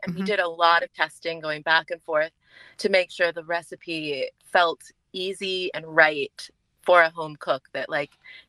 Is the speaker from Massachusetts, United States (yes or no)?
no; California, United States; I'm from California.